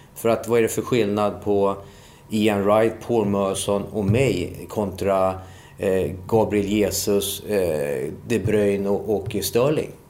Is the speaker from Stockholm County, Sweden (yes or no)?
yes; Solna, Stockholm County, Sweden; moved away as an adult; also born or lived in England; jag är född i Solna.